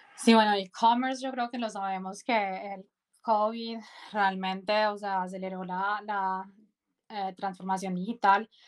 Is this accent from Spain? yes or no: no; Medellín, Antioquia, Colombia; moved away as an adult; soy colombiana, nací en Medellín